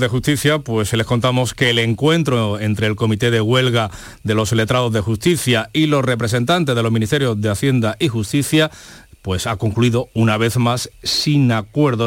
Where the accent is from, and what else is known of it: Spain